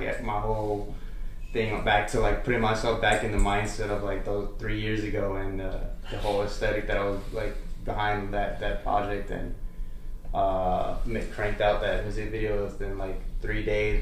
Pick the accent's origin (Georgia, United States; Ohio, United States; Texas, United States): Texas, United States; El Paso; also born or lived in Arlington, Texas; I'm from El Paso, Texas, and then, I mean, moved to Arlington